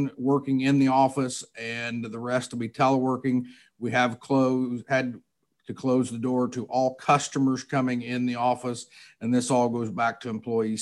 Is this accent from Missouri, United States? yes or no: yes; Sullivan County, Missouri, United States; I'm originally from Sullivan County, Missouri. Grew up there on a traditional corn and soybean farm and a cattle operation.